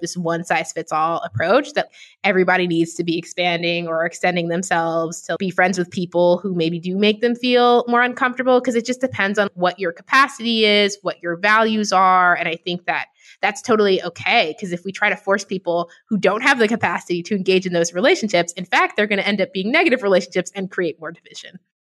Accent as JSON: {"language": "English", "town": "New York City", "region": "New York", "country": "United States", "tie": "born or raised there", "said": "I grew up in New York City"}